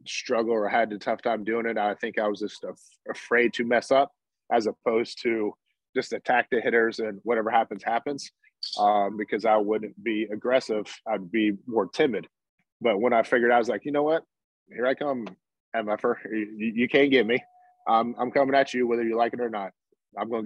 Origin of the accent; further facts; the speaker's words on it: Atlanta, Georgia, United States; I grew up in Atlanta